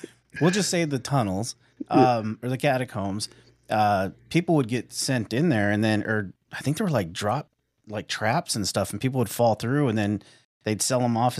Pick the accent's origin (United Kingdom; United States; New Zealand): United States; West Coast; And I'm originally from the West Coast. We're in the Midwest now